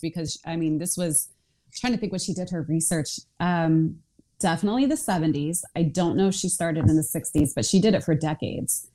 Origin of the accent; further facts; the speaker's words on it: outside of Philadelphia, Pennsylvania, United States; I grew up outside of Philadelphia